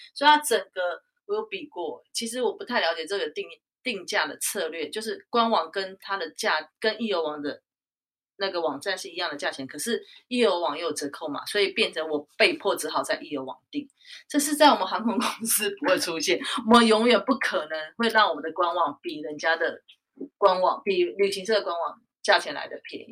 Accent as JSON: {"language": "Chinese", "town": "Taichung", "country": "Taiwan", "tie": "born or raised there", "moved": "yes", "lives_now": "Taipei, Taiwan", "said": "我是在台北工作，但是我老家是在台中，所以我，我过年我就一定会回去"}